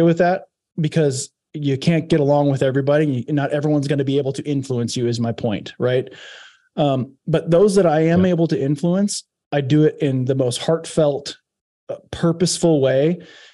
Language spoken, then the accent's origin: English; Iowa, United States; moved away as an adult; also born or lived in Santa Barbara, California; growing up in Iowa